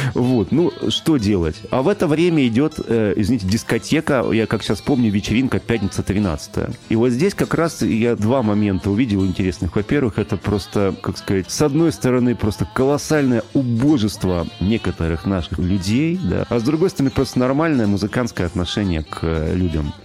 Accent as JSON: {"language": "Russian", "town": "Omsk", "region": "Omsk Oblast", "country": "Russia", "said": "я из Омска"}